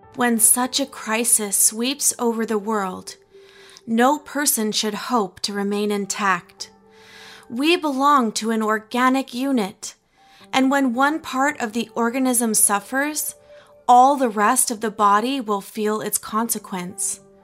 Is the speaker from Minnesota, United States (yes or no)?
no; Logan, Utah, United States; I was raised in Logan, Utah, as a Baha'i